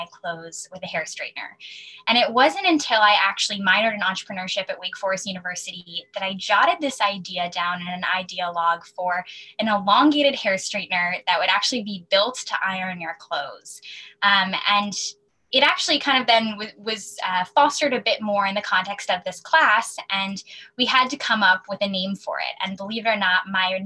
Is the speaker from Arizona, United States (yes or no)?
no; Wilton, Connecticut, United States; now in New York, United States; I'm originally from Wilton, Connecticut. I now live in New York